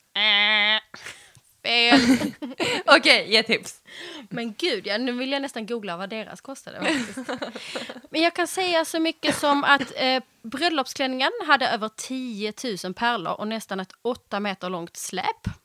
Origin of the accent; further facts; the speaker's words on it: Skåne, Sweden; moved away as an adult; also born or lived in Stockholm; jag är från Skåne